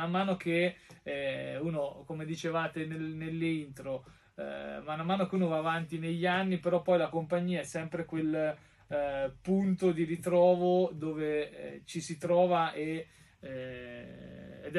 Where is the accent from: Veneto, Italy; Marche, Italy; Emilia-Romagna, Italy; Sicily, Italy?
Marche, Italy; also born or lived in Poggiardo; Eh, ma ovviamente i miei eh, già abitavano qui nelle, nelle Marche, insomma, dai, in provincia.